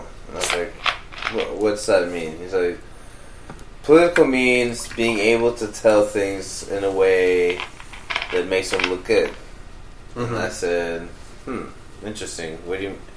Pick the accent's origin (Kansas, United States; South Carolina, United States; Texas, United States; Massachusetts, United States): Kansas, United States; Manhattan; I was born in Kansas in a small town.